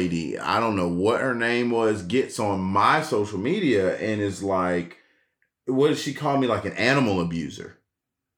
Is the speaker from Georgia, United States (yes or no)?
yes; Atlanta, Georgia, United States; I'm still from Atlanta